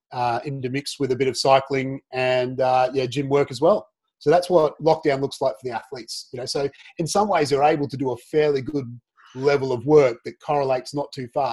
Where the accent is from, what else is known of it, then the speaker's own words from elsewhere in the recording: Australia; moved away as an adult; now in United Kingdom; a kid growing up in Australia